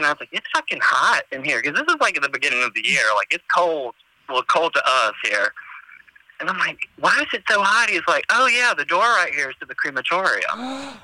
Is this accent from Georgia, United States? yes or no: yes; Georgia, United States; moved away as an adult; also born or lived in North Carolina; I'm originally from Georgia